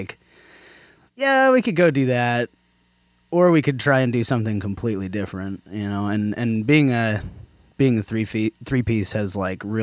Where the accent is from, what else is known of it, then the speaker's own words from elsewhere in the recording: Alaska, United States; now in Portland, United States; I'm from Alaska originally.